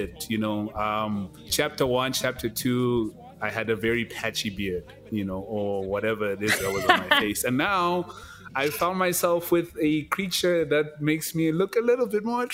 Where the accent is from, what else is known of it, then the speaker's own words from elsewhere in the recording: Kokstad, KwaZulu-Natal, South Africa; moved away as an adult; now in Johannesburg, South Africa; I'm from Kokstad, Tex. Like, I'm not even from Durban. I'm not even from anywhere else. You know what I mean? So I've already left my comfort zone, my physical comfort zone, like where I grew up